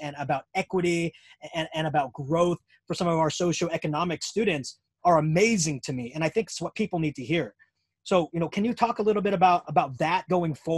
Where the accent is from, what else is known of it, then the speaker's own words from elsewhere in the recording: United States; being American